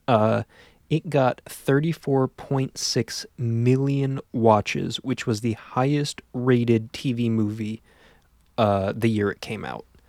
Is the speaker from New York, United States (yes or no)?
no; Pennsylvania, United States; being from Pennsylvania